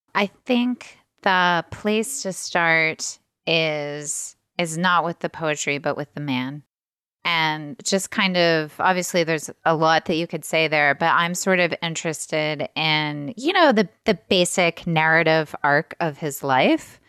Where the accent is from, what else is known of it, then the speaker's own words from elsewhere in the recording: Midwest, United States; now in Ohio, United States; I'm Midwestern